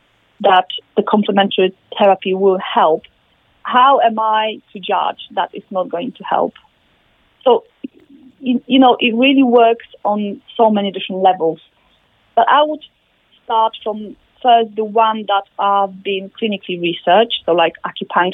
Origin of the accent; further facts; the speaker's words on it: Poland; now in United Kingdom; I'm from Poland, like yourself, and we're not very far from UK when I'm based